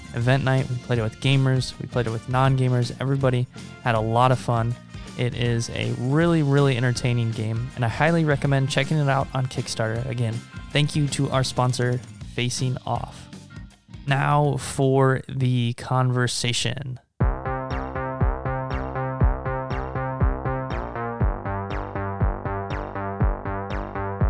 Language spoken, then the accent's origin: English; Omaha, Nebraska, United States; also born or lived in China; we're both from Omaha